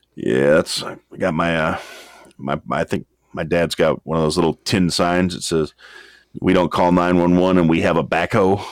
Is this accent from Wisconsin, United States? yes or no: yes; Wisconsin, United States; that that's my hometown, and uh, that's where I is from